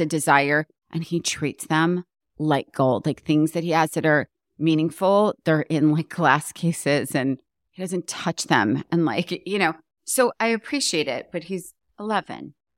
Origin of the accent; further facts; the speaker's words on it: New York, United States; moved away as an adult; now in Los Angeles, United States; coming from the East Coast, like being a New Yorker and then moving here, even though it was so long ago